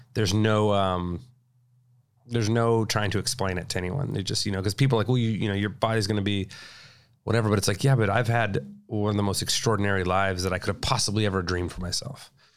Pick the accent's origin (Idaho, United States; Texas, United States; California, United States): California, United States; Whittier; also born or lived in La Habra, California; I grew up in uh, Whittier, Whittier in La Habra, California